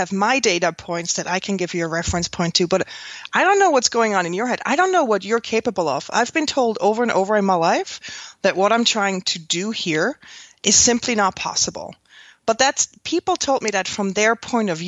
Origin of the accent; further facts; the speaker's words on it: Switzerland; moved away as an adult; now in New York, United States; I grew up in Switzerland on the Swiss countryside